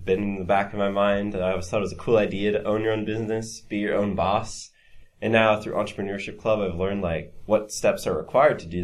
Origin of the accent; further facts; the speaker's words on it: West Des Moines, Iowa, United States; I'm from West Des Moines, Iowa